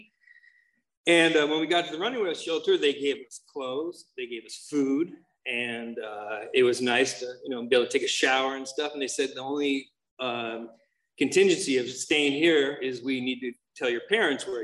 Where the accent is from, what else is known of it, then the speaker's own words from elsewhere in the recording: Santa Monica, California, United States; I was born in Santa Monica up in LA.